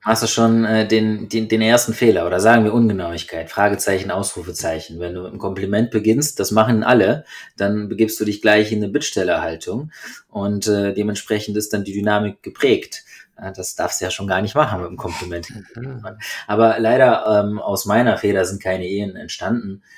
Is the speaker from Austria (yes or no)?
no; Germany; bei uns in Deutschland